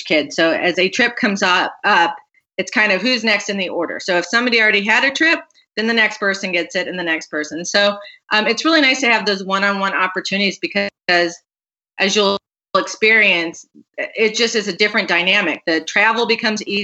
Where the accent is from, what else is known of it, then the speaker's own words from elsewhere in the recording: Phoenix, Arizona, United States; now in Chicago, United States; I grew up in Phoenix